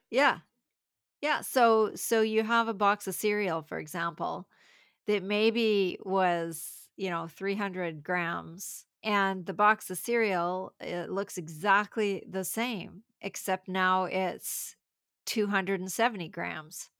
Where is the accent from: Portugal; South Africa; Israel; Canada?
Canada; I'm from Canada